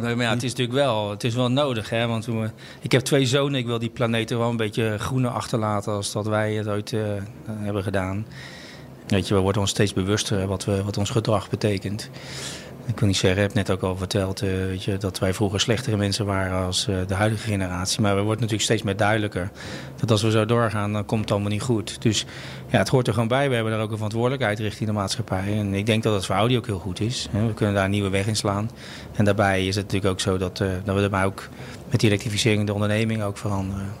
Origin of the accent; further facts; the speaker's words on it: Rotterdam, South Holland, Netherlands; also born or lived in Amsterdam; ik ben een vooral Rotterdammer. Dat zit een beetje in je bloed.